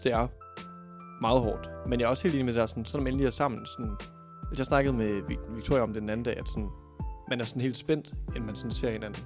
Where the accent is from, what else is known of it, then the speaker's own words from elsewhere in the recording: Thy, North Denmark Region, Denmark; now in Aarhus, Denmark; i Thy, der hvor jeg er fra